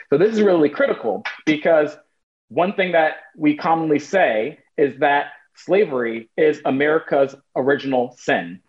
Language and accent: English; United States; also born or lived in Portland, Oregon; I am American